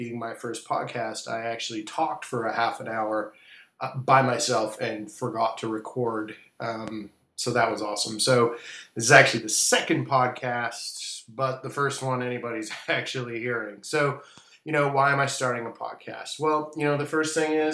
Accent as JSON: {"language": "English", "town": "Vancouver", "region": "British Columbia", "country": "Canada", "tie": "born or raised there", "moved": "as an adult", "lives_now": "Washington, D.C., United States", "said": "I'm here in Washington, D.C., actually moving back to my hometown, Vancouver, Canada, with the family soon enough"}